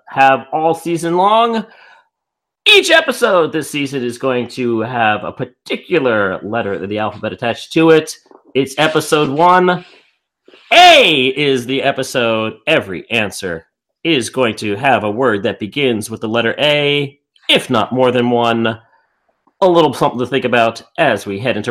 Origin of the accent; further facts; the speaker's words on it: New York, United States; accent: New York; my New York accent